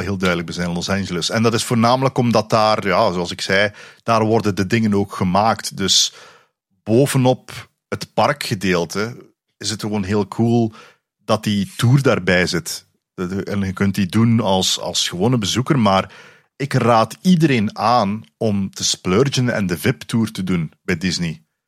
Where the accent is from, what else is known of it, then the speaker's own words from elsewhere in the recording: Flanders, Belgium; accent: Flemish; mijn Vlaams dialect